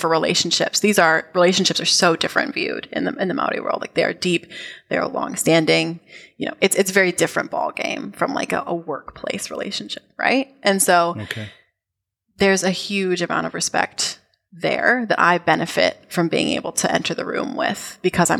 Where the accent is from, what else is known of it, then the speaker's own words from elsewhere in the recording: United States; also born or lived in New Zealand; as an American, as an outsider